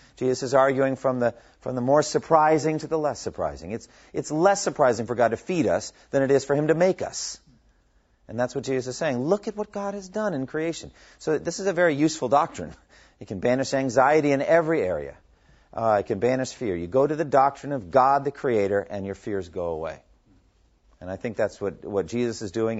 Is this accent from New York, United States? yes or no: no; Massachusetts, United States; I was born in Massachusetts